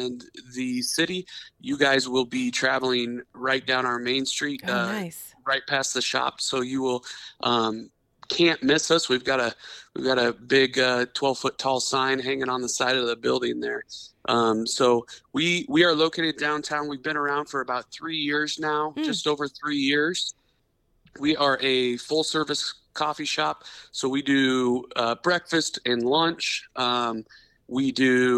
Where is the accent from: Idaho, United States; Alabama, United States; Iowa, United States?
Iowa, United States; Washington; now in Algona, United States; I grew up in Southeast Iowa, in Washington, Iowa